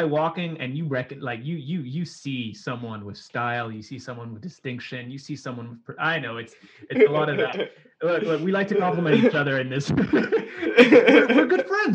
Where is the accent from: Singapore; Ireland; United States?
Singapore; now in United Kingdom; both our families are still back in Singapore